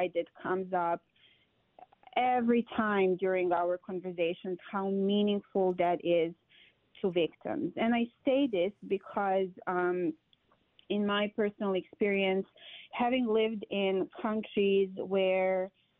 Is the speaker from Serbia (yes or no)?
yes; Serbia; moved away as an adult; also born or lived in Middle East; now in Wisconsin, United States; I'm originally from Serbia, but I lived in the Middle East for a very long time